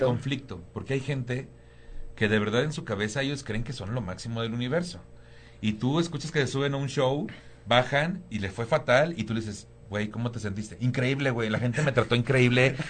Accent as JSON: {"language": "Spanish", "town": "Tampico", "region": "Tamaulipas", "country": "Mexico", "also_born_or_lived": "Cuernavaca / Cancún / Playa del Carmen", "moved": "as an adult", "lives_now": "Mexico City, Mexico", "said": "yo soy de Tampico, Tamaulipas"}